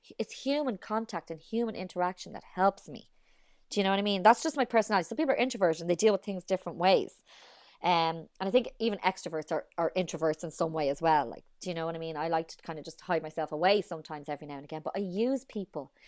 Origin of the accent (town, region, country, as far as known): Ireland; moved away as an adult; also born or lived in United States